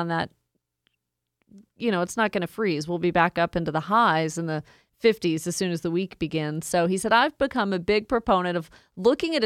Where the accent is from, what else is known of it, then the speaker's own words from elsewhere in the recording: Woodstock, Georgia, United States; my hometown in Woodstock, up to Cherokee County